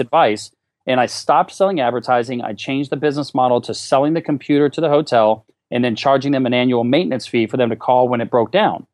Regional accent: Alaska, United States; moved away as an adult; also born or lived in Fullerton, California; I moved to California from Alaska where I grew up

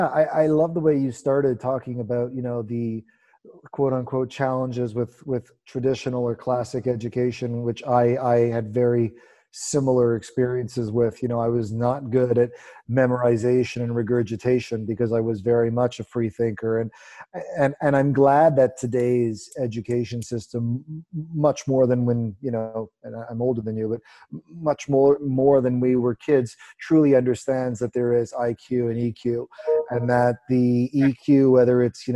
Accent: Canada; I'm Canadian.

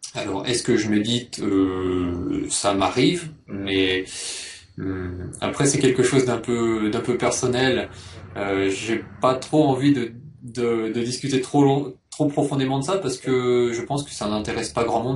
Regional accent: Poitiers, Nouvelle-Aquitaine, France; moved away as an adult; also born or lived in Bordeaux / Japan; je viens de Poitiers

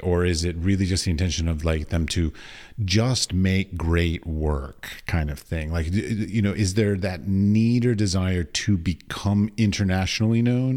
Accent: United States; I come from America

